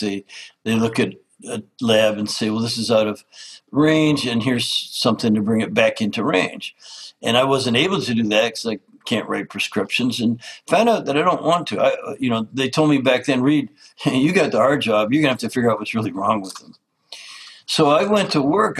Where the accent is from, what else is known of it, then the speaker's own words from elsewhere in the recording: Canada; I grew up in Canada as an outdoors lover.